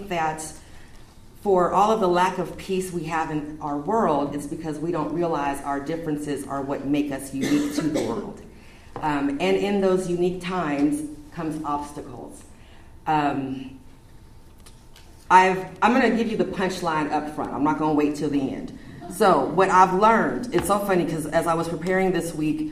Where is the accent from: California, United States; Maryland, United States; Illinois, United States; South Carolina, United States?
California, United States; Redondo Beach; also born or lived in Omaha, Nebraska / Seattle, Washington; now in Wheeler, United States; I am originally from Southern California, grew up in Redondo Beach, graduated from high school in Manhattan Beach.